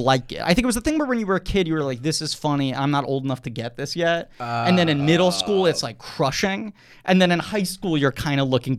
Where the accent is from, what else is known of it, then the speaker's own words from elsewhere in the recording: New York City, New York, United States; I grew up in New York City